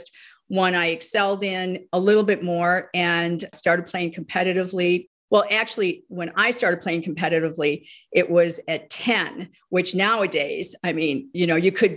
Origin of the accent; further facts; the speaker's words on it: Northfield, Illinois, United States; I grew up in the Midwest, a suburb outside of Chicago called Northfield, Illinois